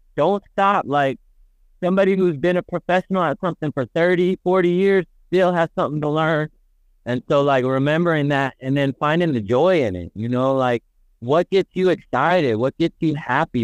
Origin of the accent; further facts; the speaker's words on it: the Bay Area, California, United States; growing up in the Bay, growing up in a city, we don't know farmers.